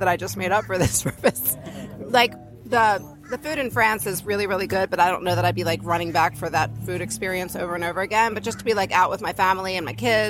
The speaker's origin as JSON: {"language": "English", "region": "Maryland", "country": "United States", "said": "I'm from Maryland"}